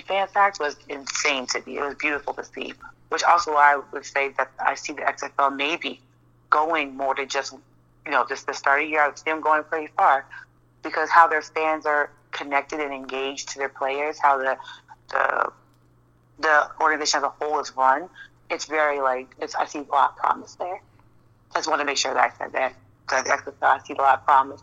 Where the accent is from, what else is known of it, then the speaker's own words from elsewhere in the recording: New York, United States; I'm from New York.